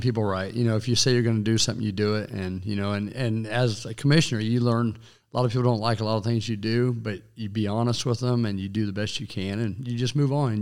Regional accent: Goodland, Kansas, United States; now in Hays, United States; my hometown of Goodlin, Edson area

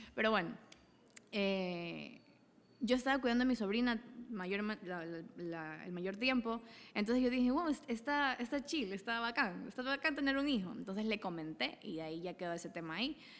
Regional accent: Daule, Guayas, Ecuador; also born or lived in Salitre, Ecuador; soy originaria de Daule y Salitre, de los dos

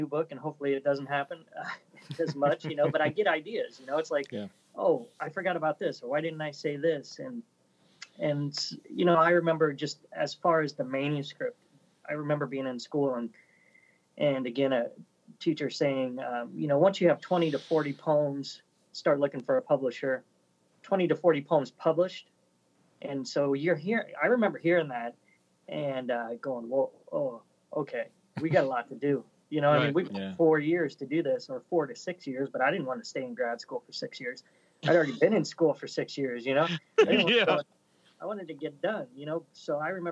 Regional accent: Omaha, Nebraska, United States; I grew up in Omaha in the 80s.

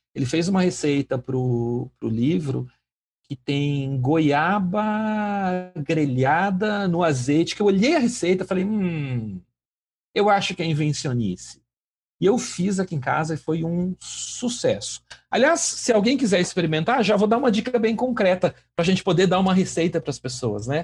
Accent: Brazil; como brasileiros

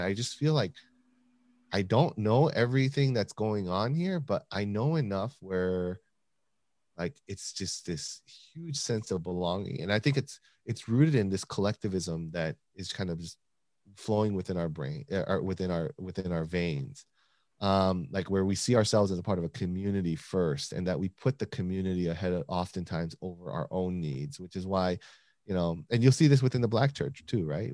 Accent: United States; growing up in the American public school system

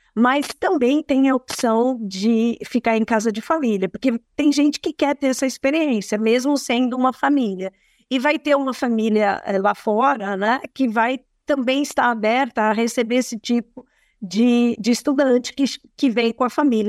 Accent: Brazil; nós, como brasileiros

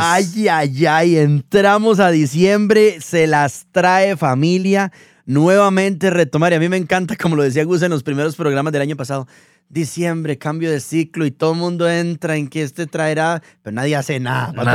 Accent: Costa Rica; los que somos de Costa Rica

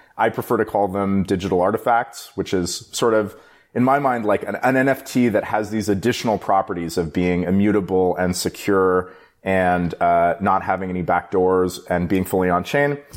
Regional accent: Bay Area, California, United States; I live in the Bay Area. I grew up in the Bay Area

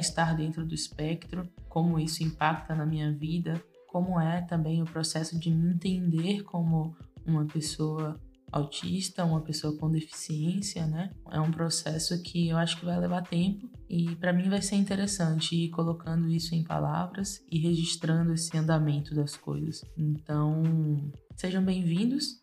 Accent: Salvador, Bahia, Brazil; nasci e cresci em Salvador, amo a minha cidade, amo o meu lugar no mundo, que é aqui

